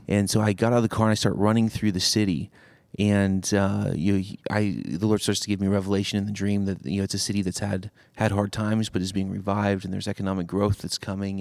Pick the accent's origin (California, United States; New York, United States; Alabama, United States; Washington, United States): Washington, United States; Seattle; now in Cleveland, United States; I'm originally a, a West Coaster. I grew up in Seattle.